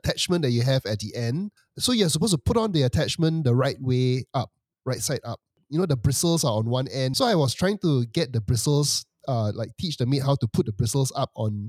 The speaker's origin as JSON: {"language": "English", "country": "Singapore", "said": "As a Singaporean"}